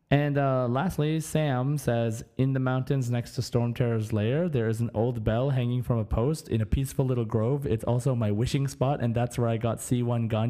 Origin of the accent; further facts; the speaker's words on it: Germany; born there; I want to go to Mondstadt because I was born in Germany.